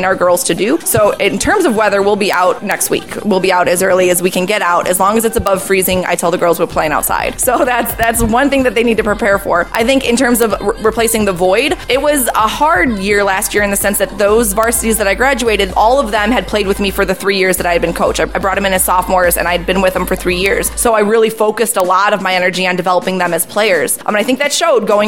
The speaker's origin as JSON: {"language": "English", "town": "Lansing", "region": "Illinois", "country": "United States", "tie": "born or raised there", "said": "I grew up in Lansing, Illinois, so I went to TF South High School"}